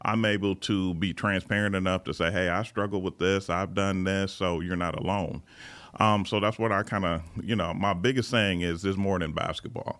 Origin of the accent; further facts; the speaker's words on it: Lansing, Michigan, United States; moved away as an adult; now in California, United States; I'm originally from Lansing, Michigan